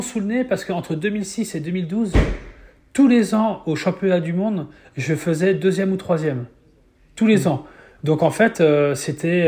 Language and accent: French; Mayenne, Pays de la Loire, France; je suis fils d'agriculteur, j'ai jamais pris l'avion à l'époque, je suis jamais sorti trop de, de, la Mayenne ou des Pays de la Loire